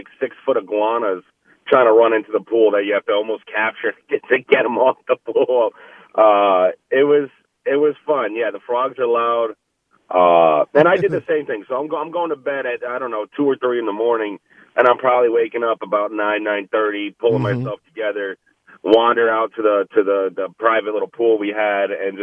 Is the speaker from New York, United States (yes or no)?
yes; New York, United States; I'm a local guy, right? Like, I'm from New York.